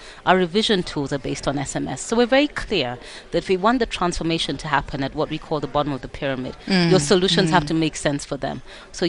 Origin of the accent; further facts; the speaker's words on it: Kenya; I'm from Kenya.